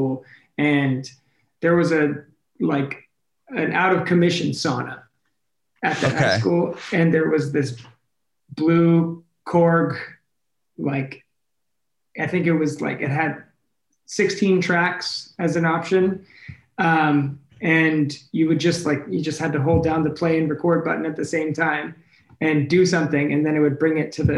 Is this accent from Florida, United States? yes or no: yes; Clearwater, Florida, United States; now in Los Angeles, United States; I was born and raised in Clearwater, Florida, or at least close to there, a little suburb